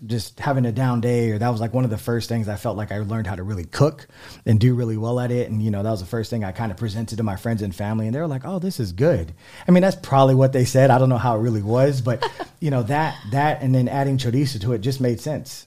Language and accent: English; San Antonio, Texas, United States; also born or lived in Houston; my parents are from San Antonio as well. Um, yeah, I mean, I love San Antonio. I grew up